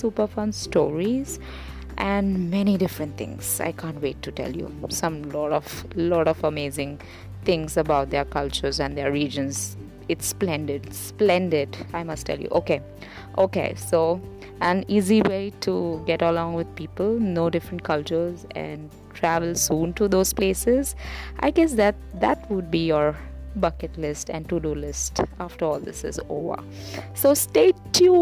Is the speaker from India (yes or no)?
yes; Mumbai, Maharashtra, India; from Mumbai, India. Yes, I am an Indian